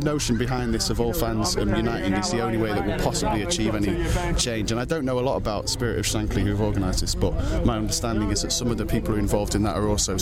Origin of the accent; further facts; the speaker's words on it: Manchester, North West England, United Kingdom; now in London, United Kingdom; I live in London, but born and raised in Manchester.